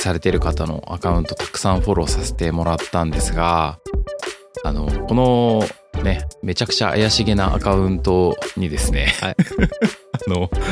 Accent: Hokkaido, Japan; 僕北海道出身

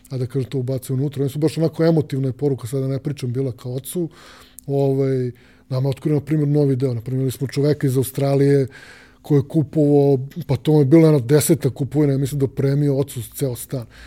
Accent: Belgrade, Serbia; kod nas u Beograd

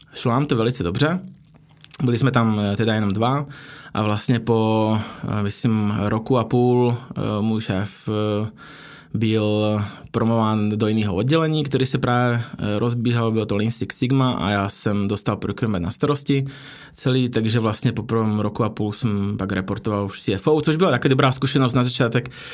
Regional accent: Slovakia; Czech is a second language; moved away as an adult; also born or lived in Prague / India / Philippines; now in Czech Republic; Já jsem původem ze Slovenska

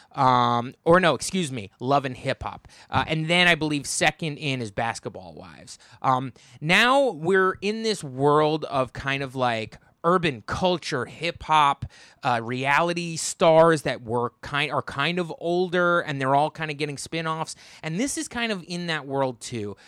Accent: United States; I'm from the New York metropolitan area

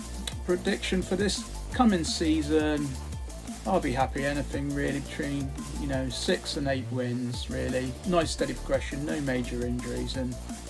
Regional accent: Cornwall, South West England, United Kingdom; I'm from Cornwall

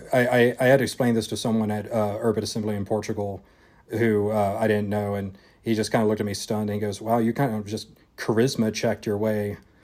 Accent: United States; accent: Arklatex; And I also am very glad that I lost my accent because the Arklatex accent is terrible.

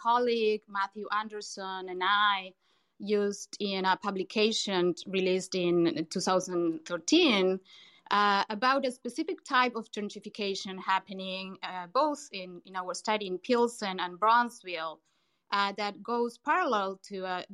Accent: Buenos Aires, Argentina; moved away as an adult; now in Chicago, United States; I'm originally from Buenos Aires, Argentina. You may pick that from my accent

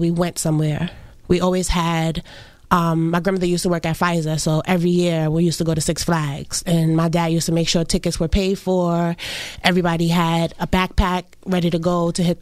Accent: New York City, New York, United States; We grew up in Brooklyn

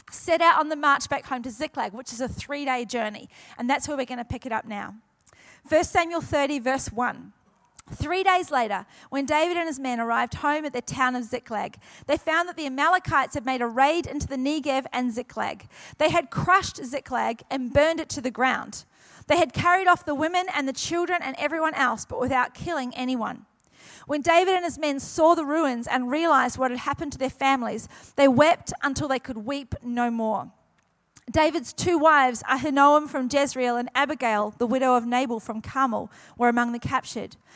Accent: New Zealand; also born or lived in Queensland; now in New South Wales, Australia; New Zealand originally, and everyone goes, "Oh, you're used to the cold," and I tell them this is why I moved from New Zealand to Queensland, and then God sent me to New South Wales.

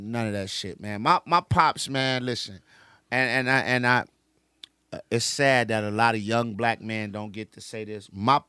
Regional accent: Chicago, Illinois, United States; born or raised there; also born or lived in DeKalb, Illinois

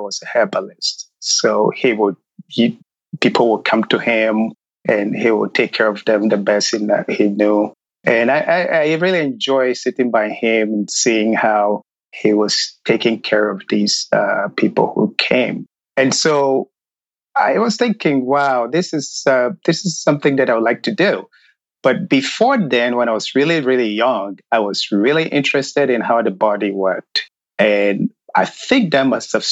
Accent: Ghana; moved away as an adult; now in United States; coming from Ghana, or growing up in Ghana, shall I say, I grew up in a very rural area

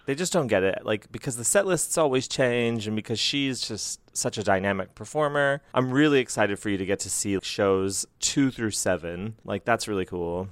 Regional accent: Bangkok, Thailand; I come from Bangkok, Thailand

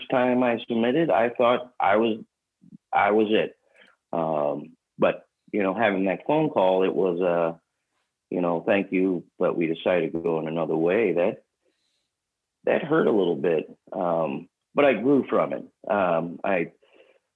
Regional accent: St. Louis, Missouri, United States; moved away as an adult; also born or lived in Kansas City; now in Dallas, United States; I'm originally from St. Louis

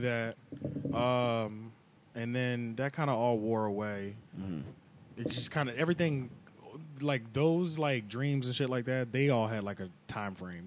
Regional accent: King of Prussia, Pennsylvania, United States; also born or lived in Silver Spring, Maryland; after that, we went to right outside of Philly area. Uh, right outside the Philly area, it's an area called King of Prussia

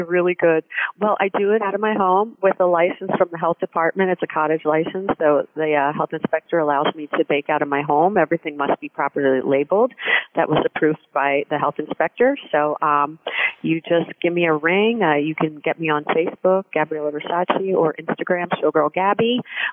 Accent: Philadelphia, Pennsylvania, United States; I was born and raised down in Philadelphia

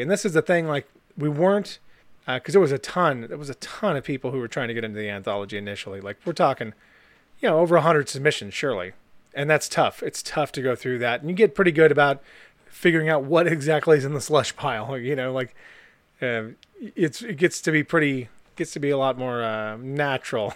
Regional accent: California, United States; accent: California; I'm from California

